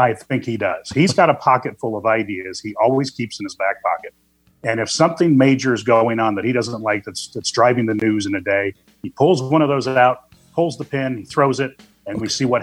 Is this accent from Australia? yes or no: no; Springfield, Illinois, United States; also born or lived in Chicago; I'm calling in from Springfield, Illinois tonight, my hometown